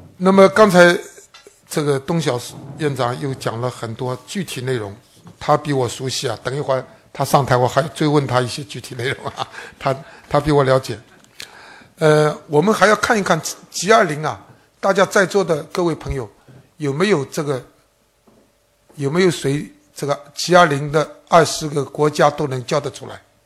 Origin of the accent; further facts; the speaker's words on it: China; 我们中国人